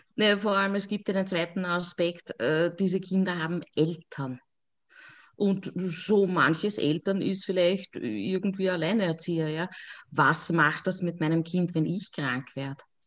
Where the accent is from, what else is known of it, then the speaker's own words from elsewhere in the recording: Lower Austria, Austria; ich komme aus Niederösterreich